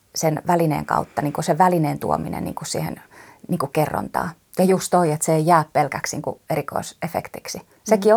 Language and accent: Finnish; Turku, Southwest Finland, Finland; mä oon turkulainen nukketeatteritaiteilija